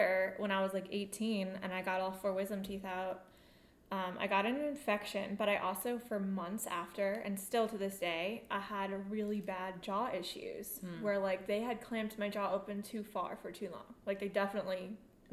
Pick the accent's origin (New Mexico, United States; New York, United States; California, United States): New York, United States; moved away; also born or lived in Raleigh, North Carolina; I'm originally from New York, but I lived in Raleigh for high school